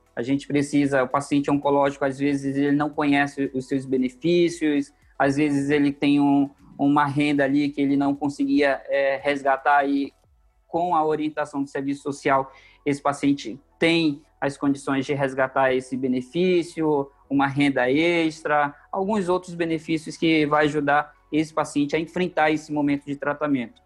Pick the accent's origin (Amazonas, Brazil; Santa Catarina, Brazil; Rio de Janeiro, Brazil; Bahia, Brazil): Amazonas, Brazil; Manaus; moved away as an adult; now in São Paulo, Brazil; eu sou manauara, sou lá do Amazonas, nascido e criado na cidade de Manaus.